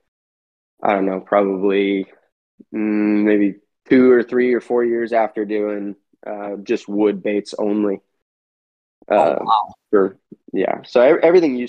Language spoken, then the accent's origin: English; East Bay Area, California, United States; also born or lived in Los Angeles, California; been in California my whole life. My only time out of the Bay Area, specifically the East Bay Area, was in college